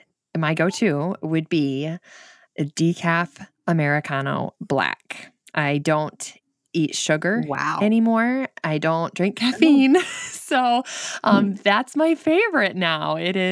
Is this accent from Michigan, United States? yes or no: yes; Michigan, United States; accent: northern Michigan; But that is where that is where my accent is from. We're only 2 hours south of Canada, so very northern Michigan.